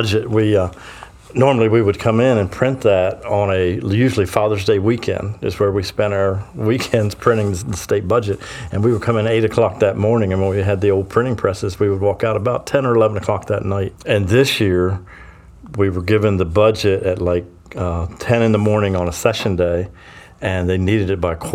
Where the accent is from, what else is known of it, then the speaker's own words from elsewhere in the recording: Sussex County, Delaware, United States; I'm born and raised in Sussex County